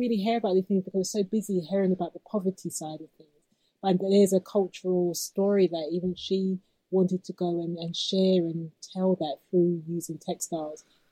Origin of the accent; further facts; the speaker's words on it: United Kingdom; I'm a British-born black girl